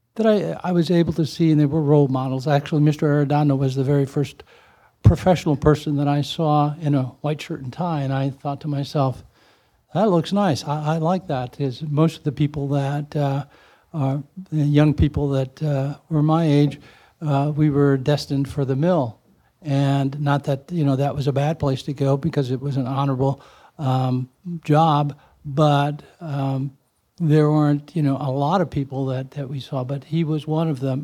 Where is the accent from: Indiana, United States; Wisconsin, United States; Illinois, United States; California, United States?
Indiana, United States; East Chicago; as a child growing up in East Chicago and going through the, the, um, school system there